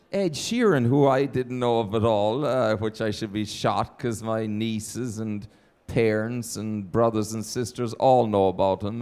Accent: Ireland; moved away as an adult; now in Los Angeles, United States; my home country and my parents

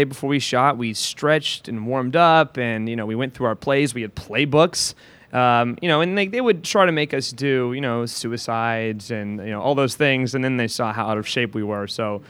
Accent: Atlanta, Georgia, United States; moved away as an adult; also born or lived in New York; I grew up in Atlanta, and I played baseball and basketball and soccer like every little boy does, really, and I loved the Braves.

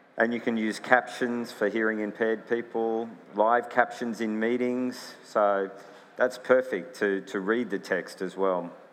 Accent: United States; I grew up in America

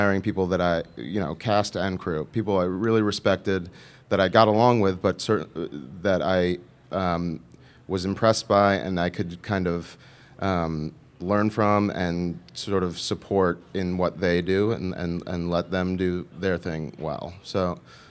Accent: New York, United States; also born or lived in Los Angeles; I'm from New York

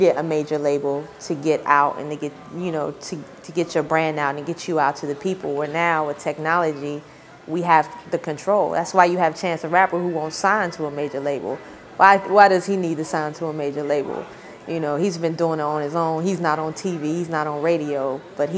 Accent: Snow Hill, North Carolina, United States; my hometown of Snow Hill, the population, I don't know now, but I know when I was growing up, it might have been like 2,000 people.

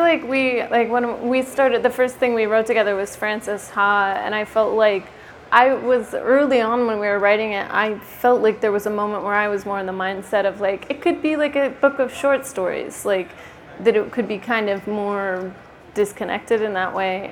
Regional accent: Sacramento, California, United States; I'm from Sacramento

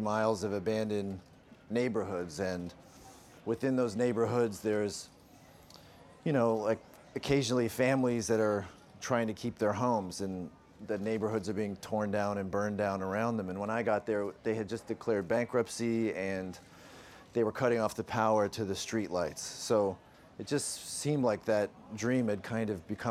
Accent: Canada; I'm from Canada.

